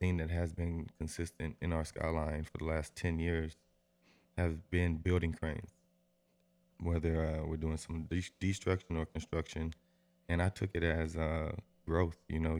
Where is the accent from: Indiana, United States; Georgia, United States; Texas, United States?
Texas, United States; Austin; I would say I'm from Austin.